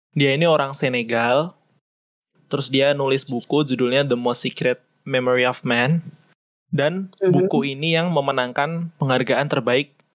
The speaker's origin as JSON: {"language": "Indonesian", "town": "Yogyakarta", "region": "Special Region of Yogyakarta", "country": "Indonesia", "said": "Asal aku dari Jogja"}